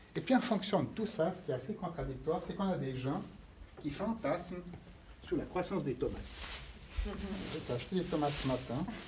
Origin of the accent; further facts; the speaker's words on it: Fribourg, Switzerland; je suis fribourgeois